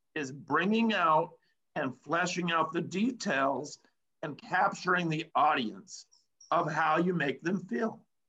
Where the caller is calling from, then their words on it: Los Angeles, California, United States; I'm proud to say that I'm coming in from Los Angeles, California right now.